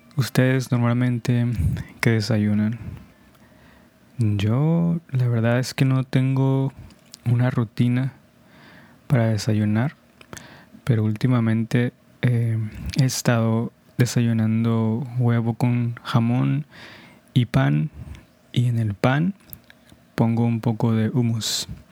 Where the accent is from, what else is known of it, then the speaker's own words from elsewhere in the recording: Culiacán, Sinaloa, Mexico; de donde yo soy, mi ciudad, Culiacán, Sinaloa, es, sí es bastante caliente, la verdad.